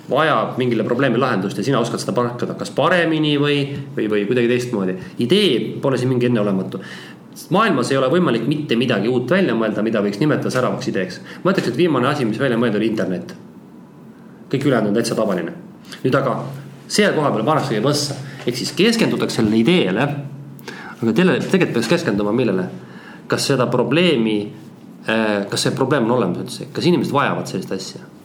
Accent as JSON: {"language": "Estonian", "town": "Tallinn", "region": "Harju County", "country": "Estonia", "tie": "born there", "also_born_or_lived": "countryside", "said": "tuhka, ma olen ka maal elanud, kuigi Tallinnas sündinud"}